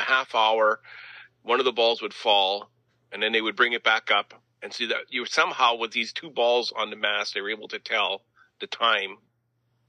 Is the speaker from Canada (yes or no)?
yes; the Prairies, Canada; being good Canadian kids